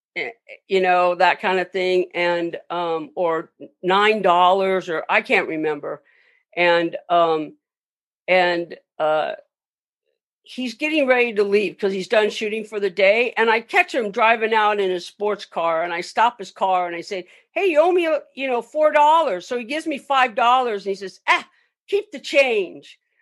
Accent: Long Beach, California, United States; I grew up in Long Beach

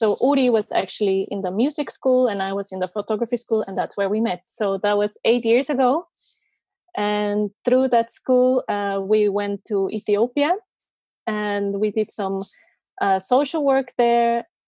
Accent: Costa Rica; moved away as an adult; also born or lived in Germany; So like you said, yeah, I come from Costa Rica. I'm 28 years old and I'm actually a journalist. I studied journalism and then I studied communication marketing back in Costa Rica.

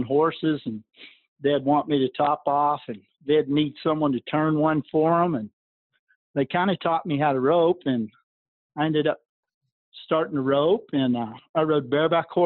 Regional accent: Clovis, New Mexico, United States; also born or lived in West Texas; I grew up out around in Clovis, New Mexico, where they had the Clovis horse sale

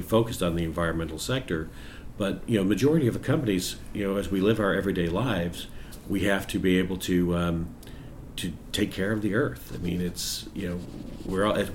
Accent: Southern California, United States; when I was a child growing up in Southern California.

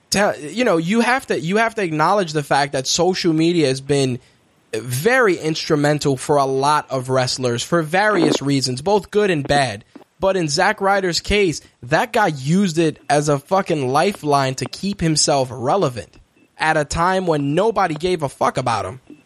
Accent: New York, United States; as a New Yorker

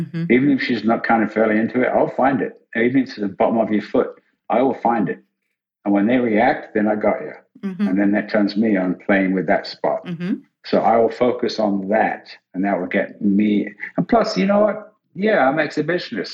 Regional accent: England, United Kingdom; I'm English

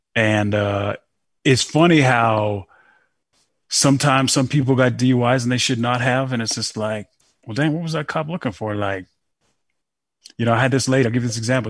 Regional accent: Denver, Colorado, United States; moved away as an adult; now in Colorado Springs, United States; I'm from Denver and I live down in the Springs

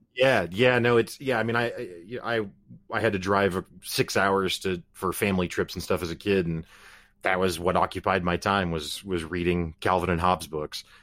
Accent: Springfield, Missouri, United States; I'm from Springfield, Missouri, so from nowhere town U S A, basically

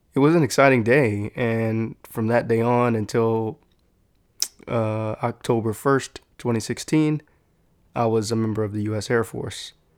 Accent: San Antonio, Texas, United States; growing up in San Antonio

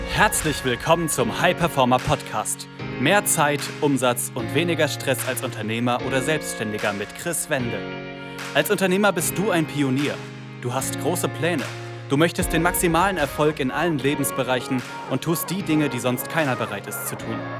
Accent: Cottbus, Brandenburg, Germany; moved away; also born or lived in Berlin suburbs (Speckgürtel); Aufgewachsen bin ich in Cottbus. Ähm, das ist hier in Brandenburg, in, in, Ostdeutschland, so eine kleine Stadt

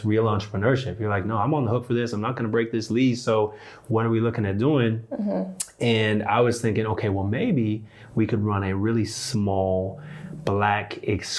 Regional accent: Canada; now in Durham, United States; And so I was born in Canada. And so Canadian by birth, American by choice

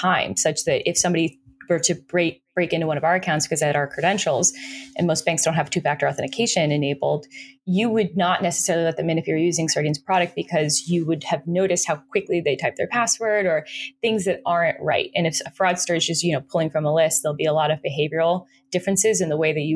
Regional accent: Florida, United States; I'm from Florida.

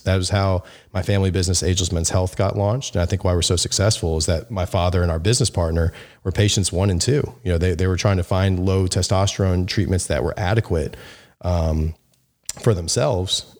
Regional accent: Memphis, Tennessee, United States; I'm from Memphis

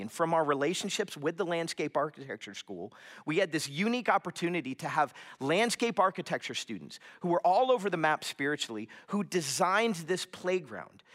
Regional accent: South Florida, United States; moved away; I grew up in South Florida

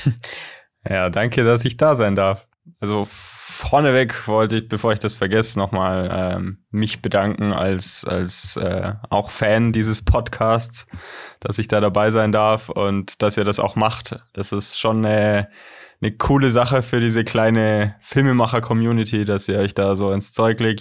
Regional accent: Southern Germany, Germany; now in Ulm, Germany; wir kommen aus, aus dem Süden Deutschlands

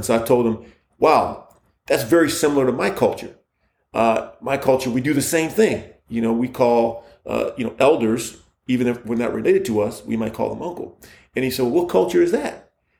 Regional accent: Egypt; I'm from Egypt, he's from Egypt.

